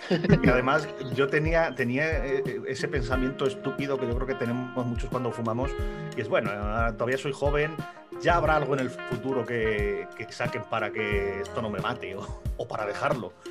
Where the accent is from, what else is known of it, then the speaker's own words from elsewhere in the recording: Salamanca, Castile and León, Spain; now in Albacete, Spain; Soy de Salamanca, pero vivo en Albacete.